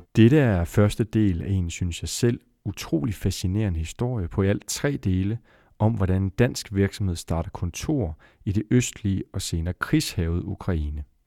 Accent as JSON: {"language": "Danish", "town": "Esbjerg", "region": "Southern Denmark", "country": "Denmark", "tie": "born or raised there", "said": "min fødeby, Esbjerg"}